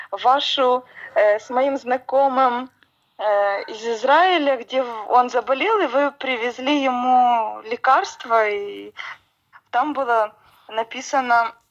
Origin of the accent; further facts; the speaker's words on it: Cherkasy, Cherkasy Oblast, Ukraine; да, я из Черкас